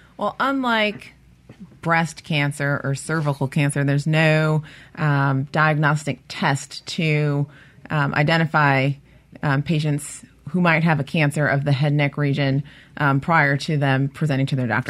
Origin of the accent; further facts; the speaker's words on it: Cleveland, Ohio, United States; now in Mississippi, United States; from Cleveland, Ohio. Originally, I am